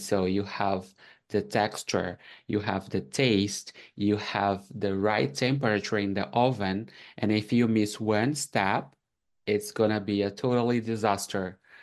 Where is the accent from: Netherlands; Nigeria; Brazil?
Brazil; English is a second language; moved away as an adult; now in Canada; I'm from Brazil, so when I came here and I faced like the language barrier